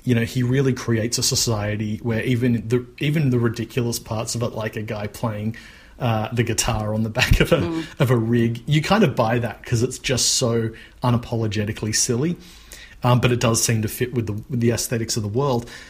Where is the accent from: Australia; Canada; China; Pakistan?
Australia